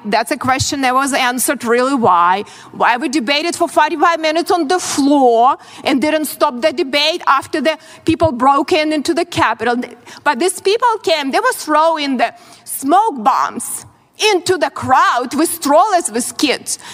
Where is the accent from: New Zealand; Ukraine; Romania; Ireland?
Ukraine; born or raised there; English is a second language; moved away as an adult; now in United States